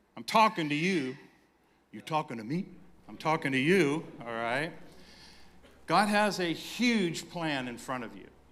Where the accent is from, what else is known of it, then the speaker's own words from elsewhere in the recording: San Diego, California, United States; moved away; we were in San Diego, California, my hometown.